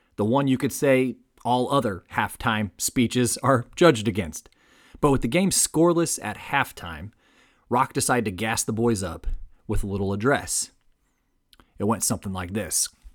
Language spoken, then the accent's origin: English; Fort Wayne, Indiana, United States; I was born and raised in Fort Wayne, Indiana